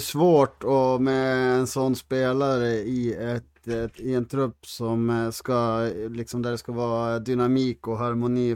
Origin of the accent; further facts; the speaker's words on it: Härnösand, Västernorrland County, Sweden; när vi växte upp i Härnösand